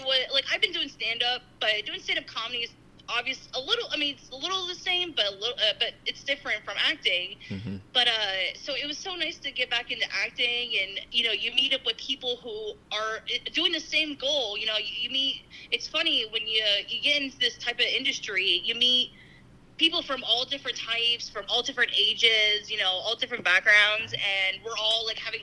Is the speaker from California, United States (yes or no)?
no; Schuylkill County, Pennsylvania, United States; I'm from Schuylkill County